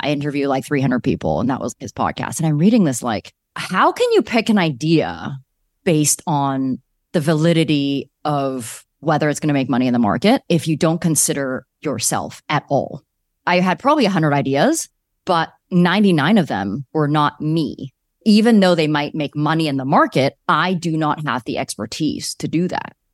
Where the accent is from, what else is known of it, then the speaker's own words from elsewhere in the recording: Calgary, Alberta, Canada; moved away as an adult; also born or lived in Vancouver; I grew up in Calgary